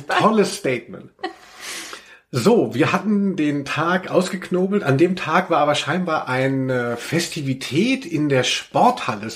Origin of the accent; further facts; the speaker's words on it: a village near Hanau, Hesse, Germany; auf dem Dorf, wo ich herkomme, also in, die Schule war in Hanau